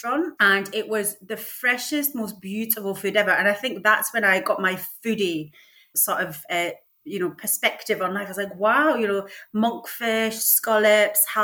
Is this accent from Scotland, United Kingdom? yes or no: yes; St Monans, Scotland, United Kingdom; now in Sidcup, United Kingdom; I am from a fishing village called St. Monans, which is in Fife